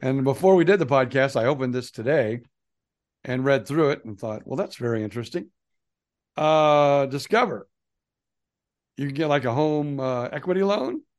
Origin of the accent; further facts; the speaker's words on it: Fort Myers, Florida, United States; we are from Florida